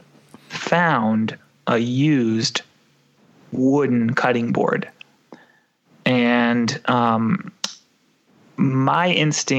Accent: California, United States; I grew up eating avocados in California

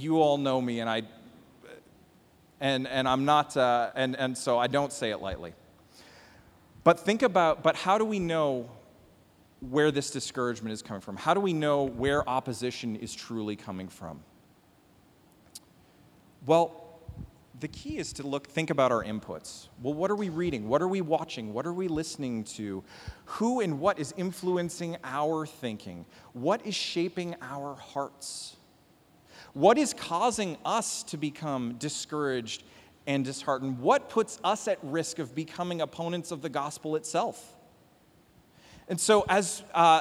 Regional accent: Canada; now in United States; As a Canadian living here in America land

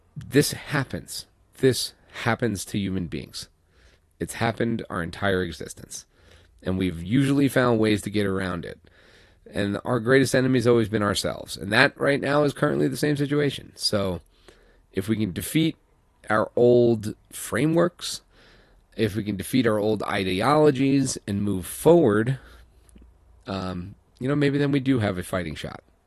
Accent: New York, United States; moved away; I'm from New York

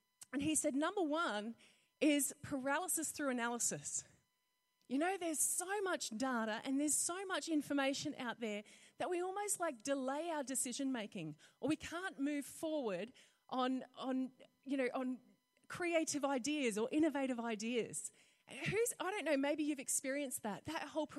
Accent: North Queensland, Australia; I grew up in North Queensland, so we used to have green ant nests

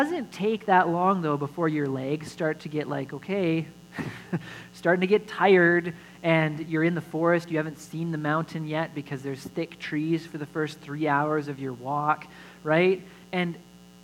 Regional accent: Alberta, Canada; I grew up in Alberta, and they gave us our learner's licenses when we were 14

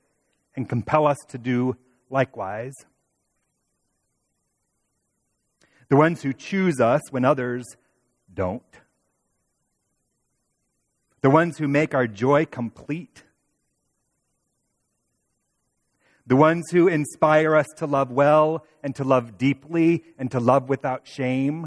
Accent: Toledo, Ohio, United States; now in Indianapolis, United States; two others who I grew up with in Toledo

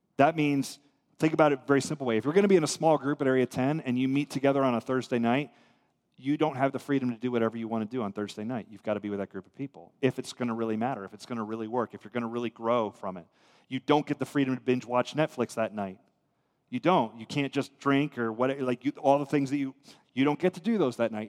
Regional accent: United States

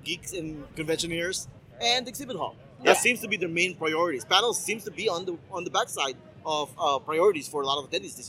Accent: Philippines; for me as a Filipino guy.

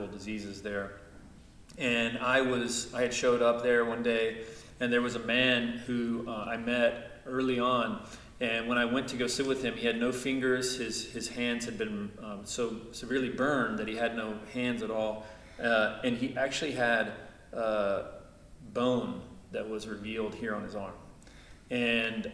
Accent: Chattanooga, Tennessee, United States; my hometown, Chattanooga, Tennessee

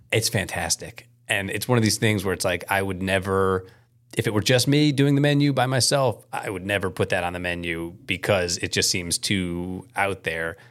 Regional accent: Chicago, Illinois, United States; moved away; I grew up in Chicago mostly

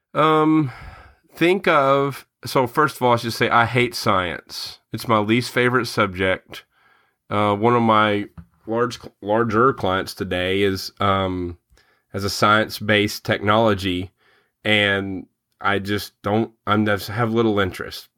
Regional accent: Murray, Kentucky, United States; now in Louisville, United States; I grew up in Murray, where Murray State is

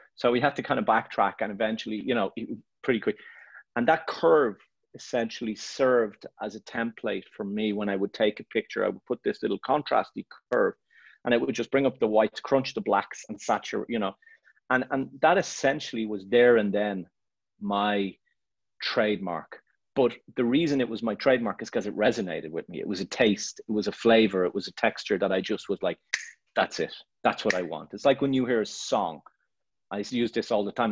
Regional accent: Ireland; moved away as an adult; also born or lived in Barcelona; I'm Irish and I'm proud to be Irish and I love Ireland.

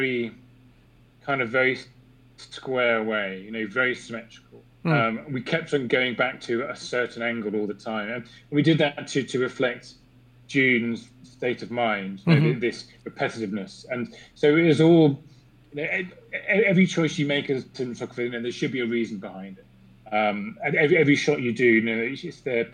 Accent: England, United Kingdom; as an Englishman

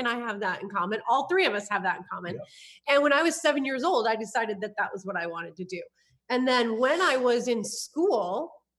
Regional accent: Iowa, United States; moved away as an adult; also born or lived in California; I'm originally from Iowa. So also from the Midwest. I moved to California

